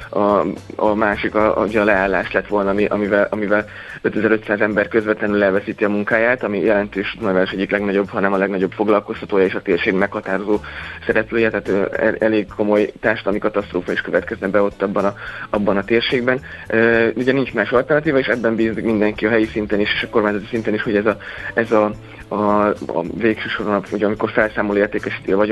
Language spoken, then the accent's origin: Hungarian; Szeklerland, Romania; also born or lived in Dunaújváros; mert én székely, székely gyerek vagyok, de Dunajvárosba vetett a sors, hogy nagyon jól éreztem magam.